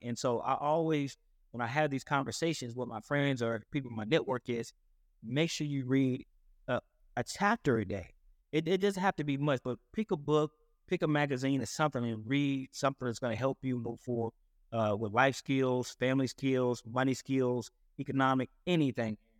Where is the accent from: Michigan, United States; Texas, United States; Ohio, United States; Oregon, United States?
Texas, United States; Paris; I'm originally from Paris, Texas